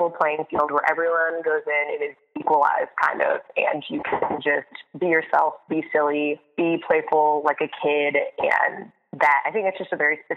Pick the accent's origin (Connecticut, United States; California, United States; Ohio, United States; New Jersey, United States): Connecticut, United States; moved away as an adult; also born or lived in Boston; now in New York City, United States; I grew up in Connecticut, went to school at Boston University, and then graduated early on purpose so that I could move to New York City as soon as I possibly could.